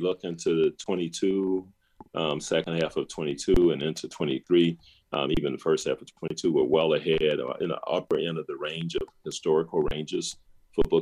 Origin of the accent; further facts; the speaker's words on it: the South, United States; As a Black person who grew up in the segregated South during the civil rights 60s